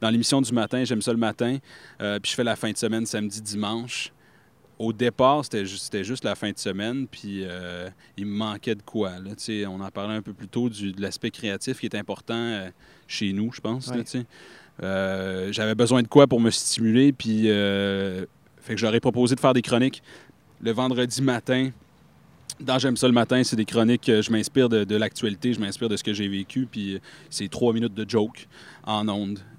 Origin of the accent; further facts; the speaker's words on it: Ontario, Canada; born there; moi, je suis né en Ontario, tu Fait que ce qui fait de moi officiellement, là, selon mon certificat de naissance, un franco-ontarien.